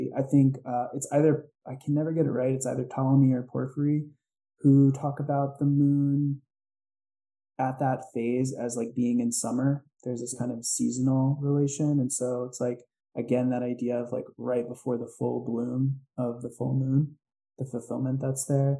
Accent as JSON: {"language": "English", "region": "New York", "country": "United States", "tie": "born or raised there", "said": "where I grew up in New York, summer is very hot and wet"}